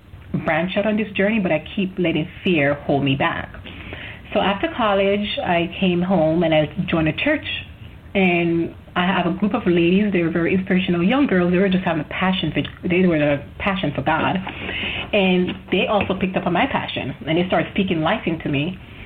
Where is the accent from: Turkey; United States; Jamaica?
Jamaica; But I'm from Jamaica, so I feel like getting an education is probably looks better, right?